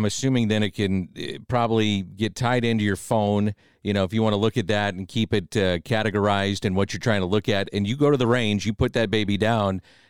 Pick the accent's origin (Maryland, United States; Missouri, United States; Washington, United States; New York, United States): Missouri, United States; St. Louis; we're from St. Louis, Missouri.